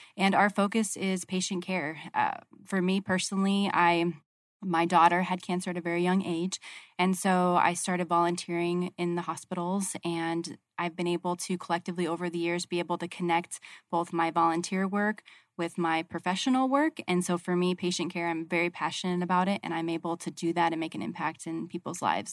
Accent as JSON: {"language": "English", "region": "Arizona", "country": "United States", "said": "I'm from Arizona and I'm still in Arizona"}